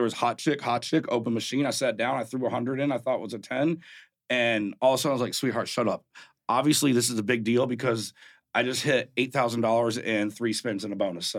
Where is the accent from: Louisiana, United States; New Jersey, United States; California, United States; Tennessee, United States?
Tennessee, United States; Hendersonville; moved away as an adult; also born or lived in Cleveland / Portland; now in Las Vegas, United States; I grew up in Hendersonville, … was a couple streets over. … was like next door.